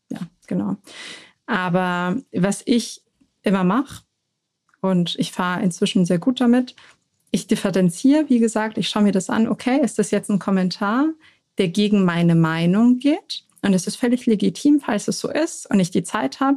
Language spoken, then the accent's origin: German; Munich, Bavaria, Germany; Weil ich bin in München geboren